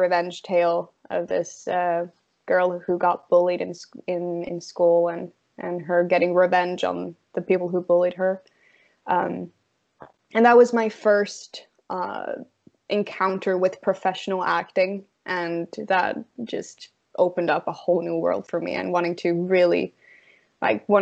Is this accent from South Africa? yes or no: no; Norway; moved away; also born or lived in London; I grew up in a very, not even a town. It's a very small place in Norway